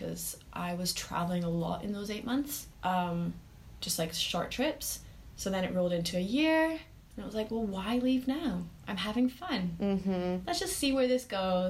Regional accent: Edinburgh, Scotland, United Kingdom; also born or lived in Saigon; now in Ho Chi Minh City, Vietnam; growing up in Scotland was good

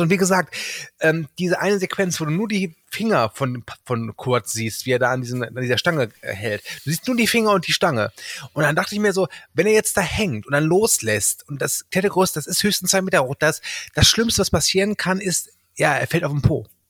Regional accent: Rhein-Erft-Kreis, North Rhine-Westphalia, Germany; ich komme ja aus dem Erftkreis

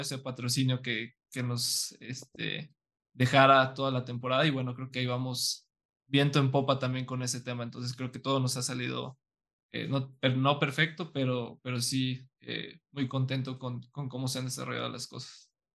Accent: San Luis Potosí, Mexico; yo soy de San Luis

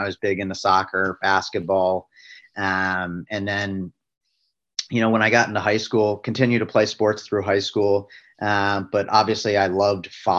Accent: Northern Virginia, United States; moved away; I grew up back east in Northern Virginia

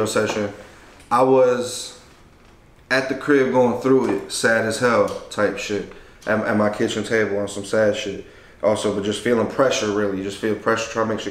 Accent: Detroit, Michigan, United States; also born or lived in Mexico; We was under the same crib in Southwest. Like, we all grew up together, the cousins

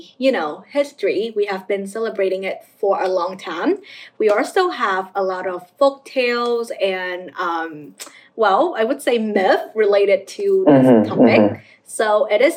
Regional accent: Vietnam; moved away; a Vietnamese kid who grew up in my home country

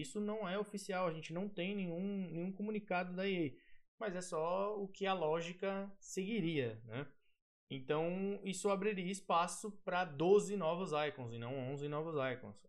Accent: Guarulhos, São Paulo, Brazil; eu sou de Guarulhos

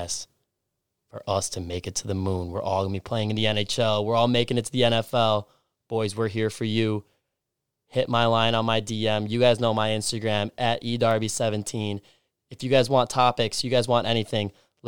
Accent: Stillwater, Minnesota, United States; I grew up in Stillwater, Minnesota, a small town 30 minutes outside of Minneapolis and St. Paul on the Minnesota-Wisconsin border

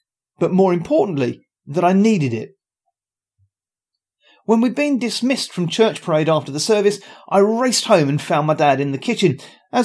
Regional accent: Luton, East of England, United Kingdom; I was born in Luton at a very early age

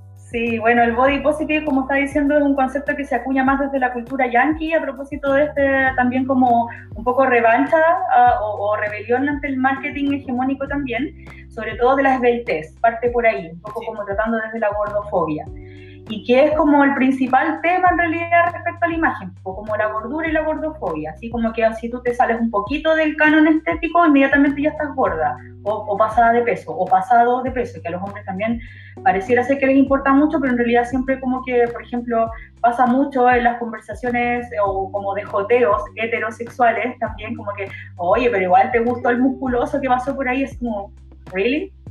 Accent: Chile; soy una mujer chilena morena de metro y medio

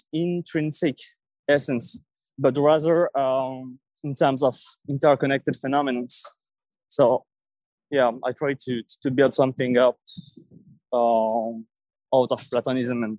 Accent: Paris, Île-de-France, France; English is a second language; from Paris.

